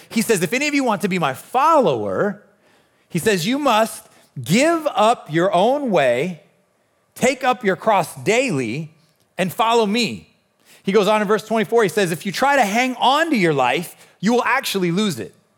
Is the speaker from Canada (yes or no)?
no; Nebraska, United States; I'm born and raised in Nebraska